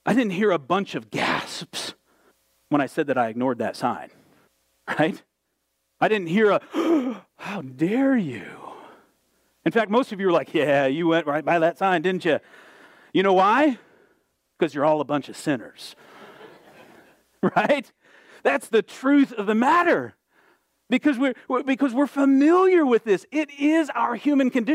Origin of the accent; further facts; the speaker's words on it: Southwest Michigan, United States; When I was a kid growing up in Southwest Michigan, we lived in a small town